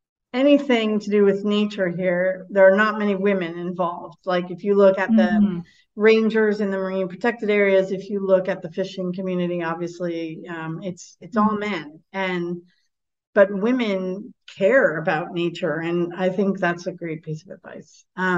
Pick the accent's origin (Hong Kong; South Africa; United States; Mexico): United States; moved away; I grew up in America